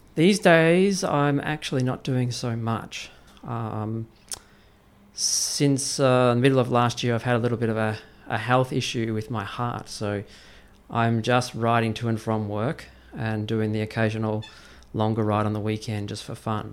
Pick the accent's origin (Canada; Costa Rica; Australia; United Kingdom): Australia; now in Beijing, China; I was in Australia, which is my home country